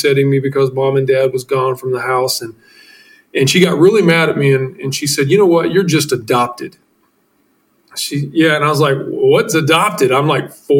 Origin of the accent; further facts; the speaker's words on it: Midwest, United States; I'm this kid from the Midwest, U.S., and adopted at age 3